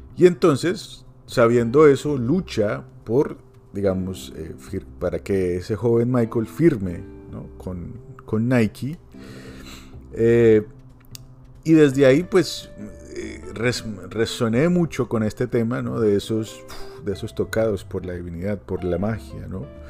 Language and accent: Spanish; Colombia; como colombiano